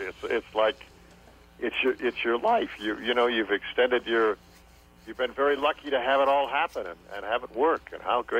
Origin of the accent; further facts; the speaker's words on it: Los Angeles, California, United States; also born or lived in Michigan; My father moved from there to California, and then I grew up in California, Los Angeles.